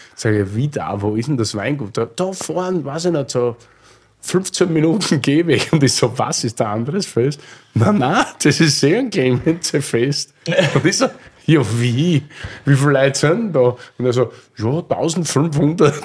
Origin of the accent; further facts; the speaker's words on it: Styria, Austria; now in Berlin, Germany; bin gerade Österreicher in Deutschland